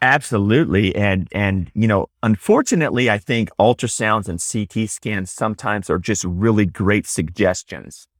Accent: Houston, Texas, United States; also born or lived in Dallas; now in Austin, United States; I grew up in Texas, grew up in, in Houston

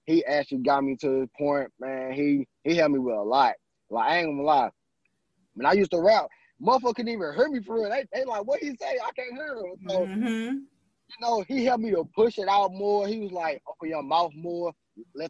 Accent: St. Louis, Missouri, United States; also born or lived in California; I'm from California and St. Louis, but most of my years I've been in St. Louis

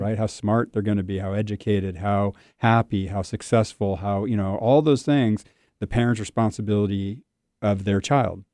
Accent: Southern California, United States; I'm born and raised in Southern California

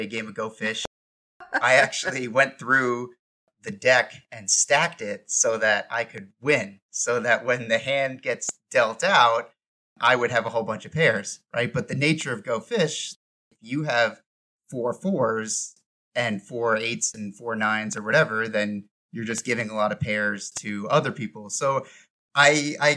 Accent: New York, United States; moved away; also born or lived in Georgia; growing up in New York, there was a lot of home games with the high school buddies, and poker was already a common thing for Long Islanders

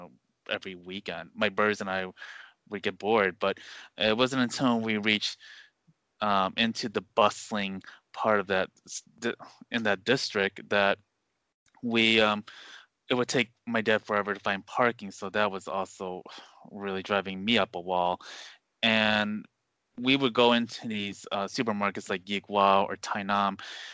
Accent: Westmont, Illinois, United States; I grew up in Westmont, which is about 30 minutes away

